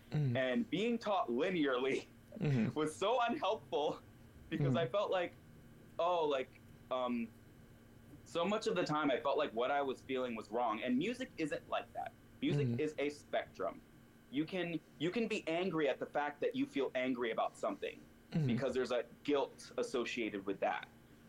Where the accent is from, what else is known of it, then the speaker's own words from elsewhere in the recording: the South, United States; because I grew up in the South and everything's very one way.